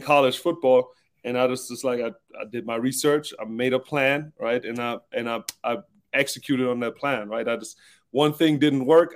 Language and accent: English; Southern Germany, Germany; moved away; also born or lived in Stuttgart; I'm German. I'm from South Germany. We're known to be like kind of frugal, stingy kind of people